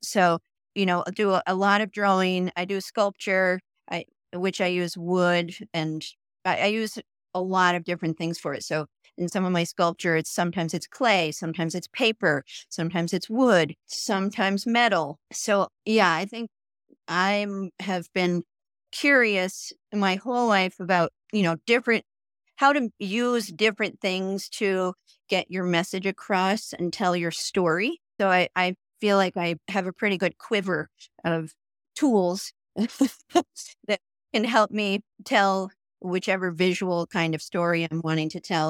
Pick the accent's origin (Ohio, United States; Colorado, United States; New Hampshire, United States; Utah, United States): New Hampshire, United States; moved away as an adult; also born or lived in Putney, Vermont / Brattleboro, Vermont / New York / Portland, Oregon; now in Jackson Hole, United States; moved across the Connecticut River t, into New Hampshire and grew up there